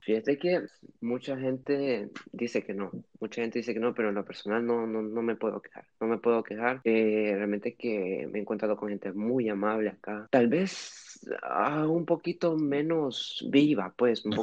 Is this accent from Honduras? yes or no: yes; Honduras; moved away as an adult; also born or lived in Switzerland / Tegucigalpa, Honduras; now in Lille, France; Llegué a Honduras a los dos años, eh, nací en Suiza por los trabajos de, de, de mi abuela, pero he vivido toda mi vida en Honduras